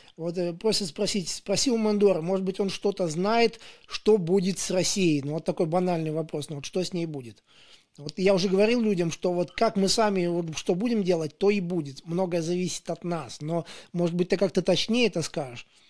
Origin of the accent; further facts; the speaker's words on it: Daugavpils, Latgale, Latvia; я вот сам из Даугупилса